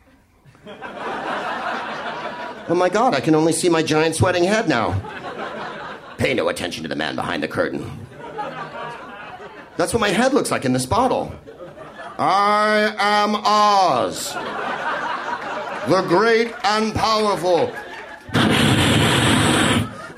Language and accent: English; San Francisco, California, United States; now in Los Angeles, United States; I'm from San Francisco and I live in L.A.